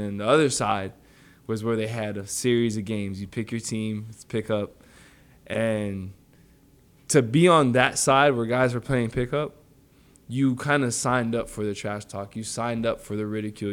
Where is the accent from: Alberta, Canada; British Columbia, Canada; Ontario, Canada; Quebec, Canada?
Ontario, Canada; Toronto; moved away; I grew up in Warren and Finch